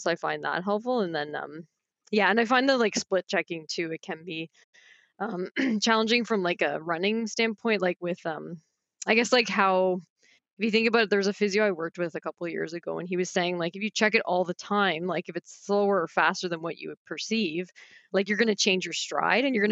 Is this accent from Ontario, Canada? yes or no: yes; Barrie, Ontario, Canada; I grew up in Barrie, so Simcoe Dufferin.